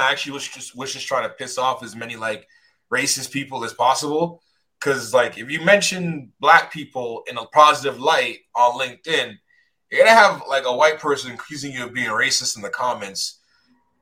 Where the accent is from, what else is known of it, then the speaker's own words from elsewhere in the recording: Toronto, Ontario, Canada; I'm from Scarborough